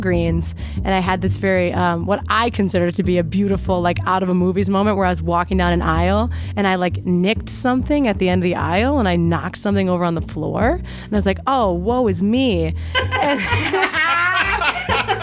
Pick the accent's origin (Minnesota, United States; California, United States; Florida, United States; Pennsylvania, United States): Minnesota, United States; I'm a Minnesotan